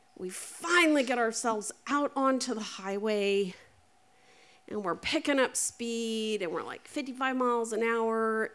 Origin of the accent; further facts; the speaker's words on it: Eastern Oregon, United States; we grew up in Eastern Oregon